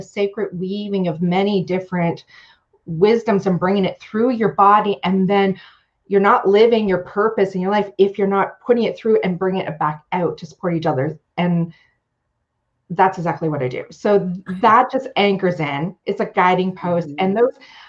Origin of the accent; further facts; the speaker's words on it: Canada; also born or lived in Ontario; I am a Canadian. I'm living up in Ontario in the Great Lakes, Georgian Bay area